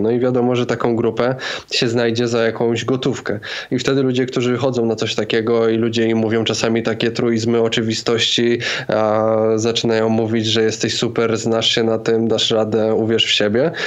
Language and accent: Polish; Zakopane, Lesser Poland, Poland; moved away; ja pochodzę z takiej no, mniejszej miejscowości, 20 parę tysięcy mieszkańców, Zakopane, a teraz przeprowadziłem się do większego miasta